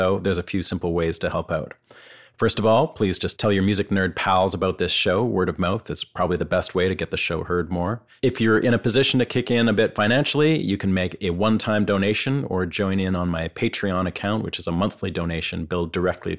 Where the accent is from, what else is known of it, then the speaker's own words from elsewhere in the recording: Vancouver, British Columbia, Canada; growing up on the West Coast in Vancouver